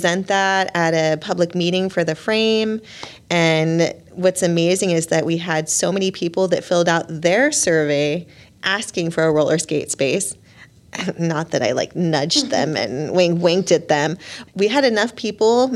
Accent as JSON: {"language": "English", "town": "Long Beach", "region": "California", "country": "United States", "tie": "born or raised there", "moved": "yes", "lives_now": "Burlington, United States", "said": "I'm from Long Beach, California"}